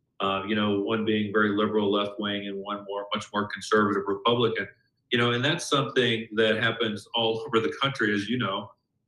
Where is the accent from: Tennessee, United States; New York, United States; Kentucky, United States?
Kentucky, United States; Louisville; I'm actually from Louisville, Kentucky.